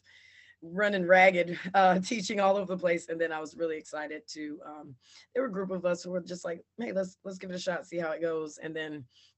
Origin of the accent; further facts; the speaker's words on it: Chapel Hill, North Carolina, United States; I'm originally from Chapel Hill.